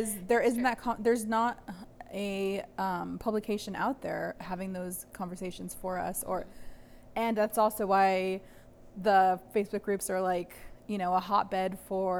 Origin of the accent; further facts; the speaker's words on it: Los Angeles, California, United States; I would always say I was from San Pedro